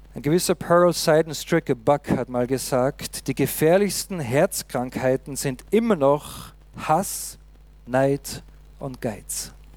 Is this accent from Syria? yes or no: no; Austria; uns Österreicher